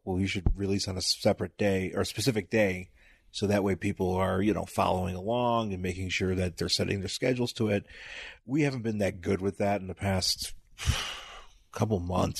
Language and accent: English; Buffalo, New York, United States; also born or lived in Boston; now in Los Angeles, United States; lived in Buffalo, went to Boston, and then moved to L A.